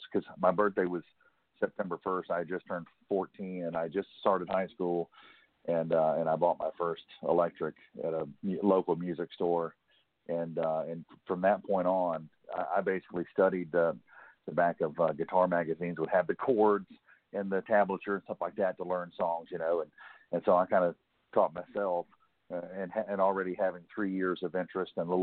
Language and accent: English; Baldwin County, Alabama, United States; also born or lived in Pensacola, Florida; I was raised in Baldwin County, Alabama, which is basically the southernmost county